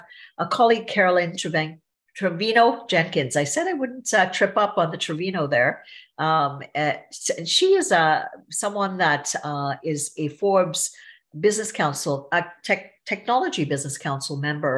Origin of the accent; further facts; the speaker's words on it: Trinidad & Tobago; I'm from Trinidad and Tobago, so I would say visibly I'm look foreign